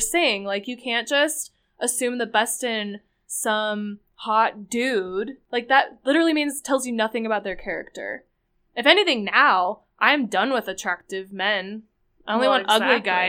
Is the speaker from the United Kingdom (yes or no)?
yes; United Kingdom; And I'm British.